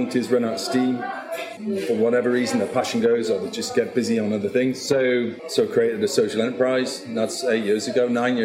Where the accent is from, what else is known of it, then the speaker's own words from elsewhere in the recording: Northumberland, North East England, United Kingdom; accent: Geordie; moved away as an adult; also born or lived in Germany / China; now in Newcastle, United Kingdom; I'm a Geordie, Northeasterner, a Northumbrian